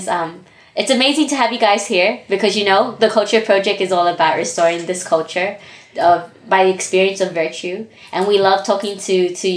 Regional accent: Australia; I've always born and raised here

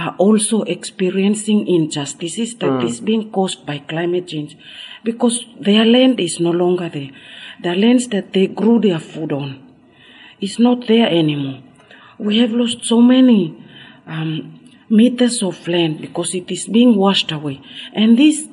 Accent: Carteret Islands, Bougainville, Papua New Guinea; I come from Carteret, a small atoll island in Bougainville in Papua New Guinea.

